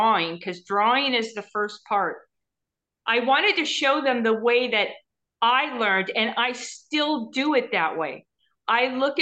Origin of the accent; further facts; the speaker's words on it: Orange County, California, United States; I was born in Orange County, went to school there